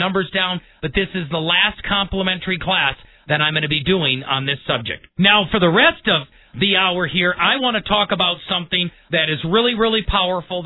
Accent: Milwaukee, Wisconsin, United States; moved away; I was born and raised in the Midwest, actually in Milwaukee

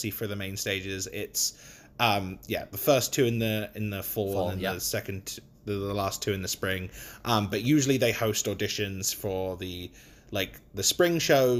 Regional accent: United Kingdom; accent: British; I was the only one that had a British accent. But the director loved my accent so much he wanted me to keep it

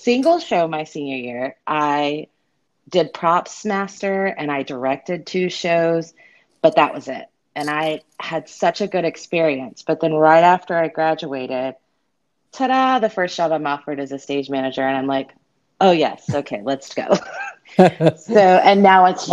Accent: Myrtle Beach, South Carolina, United States; also born or lived in Unicoi, Tennessee; now in Tennessee, United States; my hometown, Myrtle Beach, South Carolina

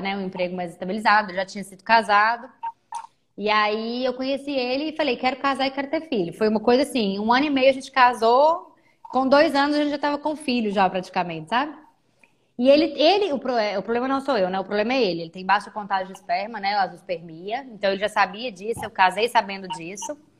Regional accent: Belo Horizonte, Minas Gerais, Brazil; moved away as an adult; now in Maringá, Brazil; eu sou mineira, eu sou de BH

